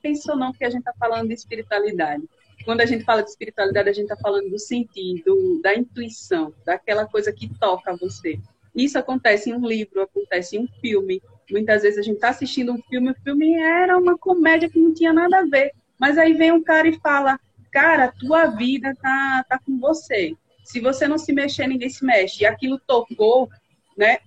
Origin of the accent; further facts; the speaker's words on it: Coruripe, Alagoas, Brazil; also born or lived in São Miguel dos Campos / São Paulo; morei a maior parte do tempo em Coruripe, já morei em São Paulo também